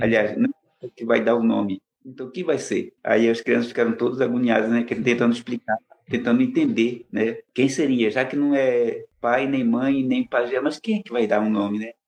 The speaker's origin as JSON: {"language": "Portuguese", "region": "Amazonas", "country": "Brazil", "tie": "born or raised there", "also_born_or_lived": "São Paulo", "moved": "as an adult", "said": "Eu nasci no Amazonas, sou amazonense"}